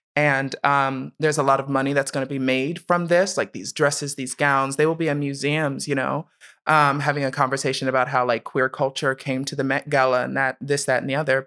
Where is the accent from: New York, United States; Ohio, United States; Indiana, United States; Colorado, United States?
Ohio, United States; Columbus; also born or lived in Steubenville, Ohio; I was born in Steubenville, Ohio, but raised in Columbus.